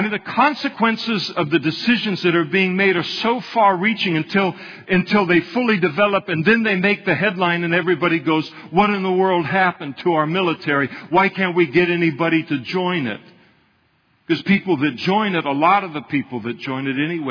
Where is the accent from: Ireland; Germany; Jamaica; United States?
United States; I'm an American